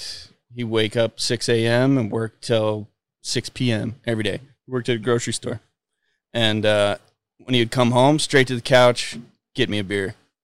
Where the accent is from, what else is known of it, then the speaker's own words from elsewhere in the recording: Las Vegas, Nevada, United States; I grew up in Las Vegas.